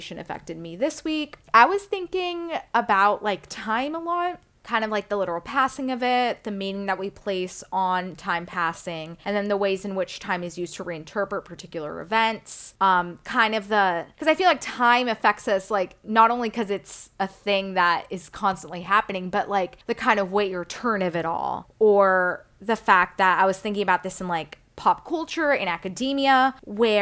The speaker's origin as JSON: {"language": "English", "region": "Texas", "country": "United States", "said": "I'm a Texan"}